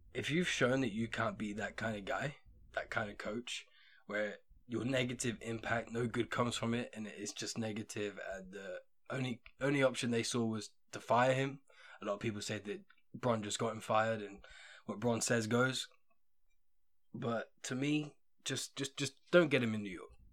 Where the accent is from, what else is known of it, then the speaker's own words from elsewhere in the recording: England, United Kingdom; being English